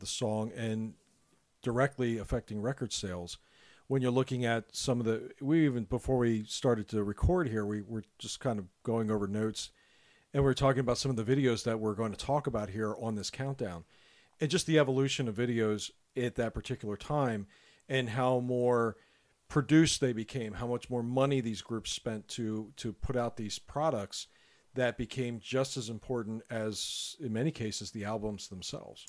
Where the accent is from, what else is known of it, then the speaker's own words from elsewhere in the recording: Lancaster, Pennsylvania, United States; We are two brothers from Lancaster, Pennsylvania